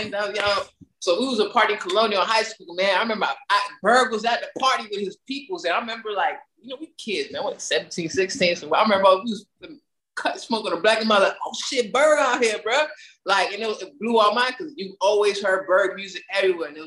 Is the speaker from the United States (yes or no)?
yes; Miami, Florida, United States; I was born in Miami, you feel me? I was born down south. I mean, I'm saying like the down south, I've been in the hood the majority of my life.